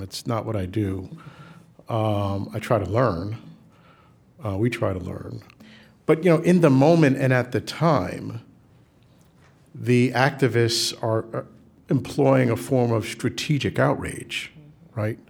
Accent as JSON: {"language": "English", "town": "New York City", "region": "New York", "country": "United States", "tie": "born or raised there", "said": "we grew up in the South Bronx"}